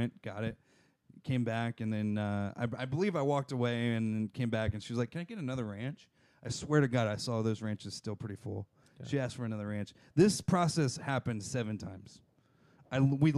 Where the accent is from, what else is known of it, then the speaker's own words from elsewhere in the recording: Jacksonville, Florida, United States; I'm from Jacksonville